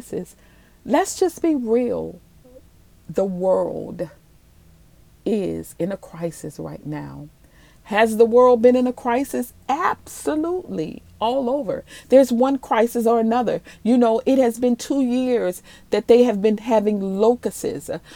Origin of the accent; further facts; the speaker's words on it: New Orleans, Louisiana, United States; moved away; also born or lived in Maryland / Dallas, Texas / Cedar Hill, Texas; I am originally from New Orleans, Louisiana.